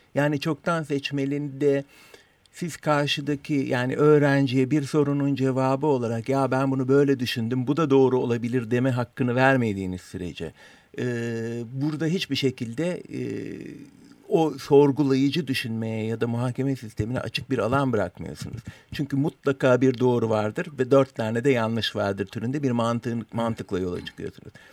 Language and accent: Turkish; Turkey; first language Turkish